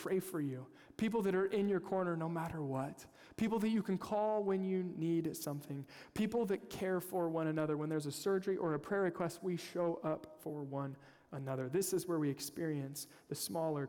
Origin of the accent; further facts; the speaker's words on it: Kansas, United States; I'm from Kansas, unapologetic Chiefs fan.